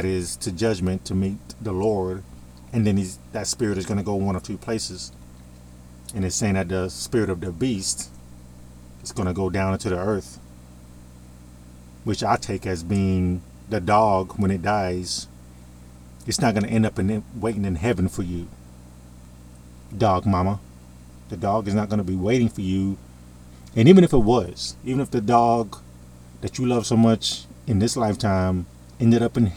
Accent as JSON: {"language": "English", "country": "United States", "said": "I'm in America. I'm an American"}